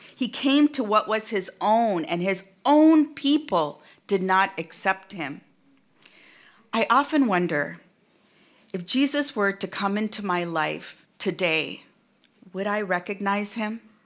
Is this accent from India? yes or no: yes; India; also born or lived in United States; now in Seattle, United States; in India, my own, my home country